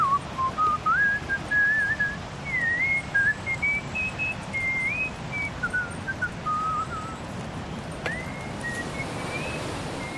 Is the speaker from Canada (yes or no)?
no; Ireland; I'm Irish